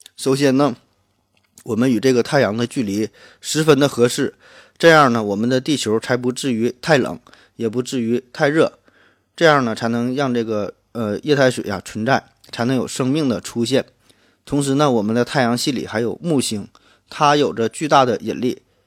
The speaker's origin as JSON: {"language": "Chinese", "town": "Shenyang", "region": "Liaoning", "country": "China", "accent": "Northeastern", "said": "我呢来自东北沈阳，所以听我的口音呢可能会浓重一些"}